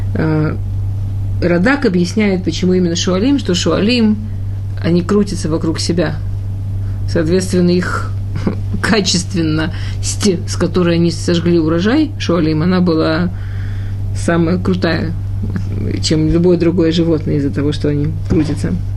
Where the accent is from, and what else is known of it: Russia; born or raised there; moved away